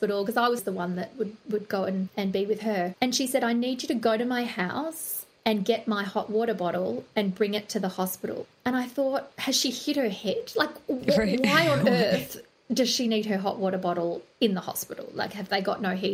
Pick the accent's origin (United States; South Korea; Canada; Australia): Australia